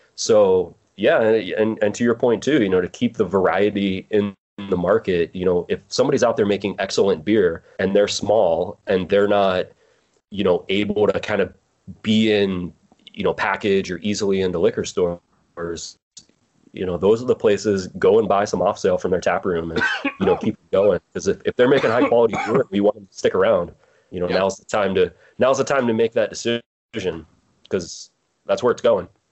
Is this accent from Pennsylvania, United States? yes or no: yes; Pittsburgh, Pennsylvania, United States; moved away as an adult; also born or lived in Morgantown, West Virginia; From Pennsylvania, Pennsylvania. I grew up in Pittsburgh.